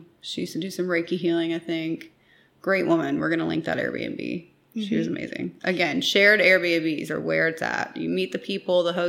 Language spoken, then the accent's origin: English; East Coast, United States; We're from the East Coast